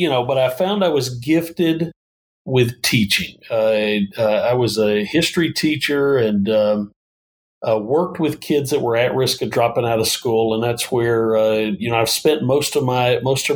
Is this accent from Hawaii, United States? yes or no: no; Northeast Georgia, United States; accent: Southern twang; now in Phoenix, United States; I grew up in Northeast Georgia.